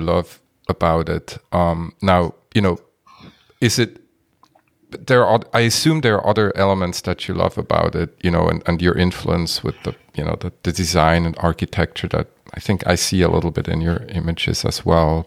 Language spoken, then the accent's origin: English; Switzerland; moved away; I'm from Switzerland originally